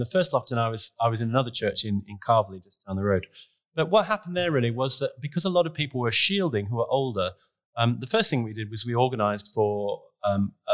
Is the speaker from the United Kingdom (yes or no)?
no; Queensland, Australia; moved away; I grew up in Australia, in Queensland